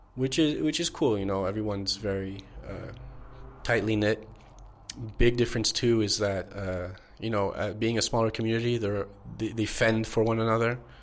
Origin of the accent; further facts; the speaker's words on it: Montreal, Quebec, Canada; moved away as an adult; now in Mexico; born and raised in Montreal